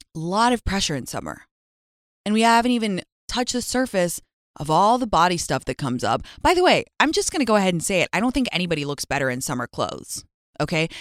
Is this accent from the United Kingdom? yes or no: yes; London, United Kingdom; moved away; I grew up in London